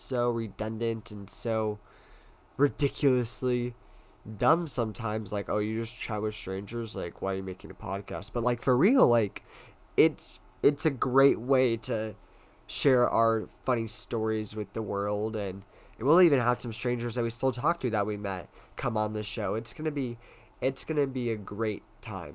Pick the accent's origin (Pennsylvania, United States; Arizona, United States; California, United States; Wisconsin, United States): Arizona, United States; Tucson; born and raised in Tucson, Arizona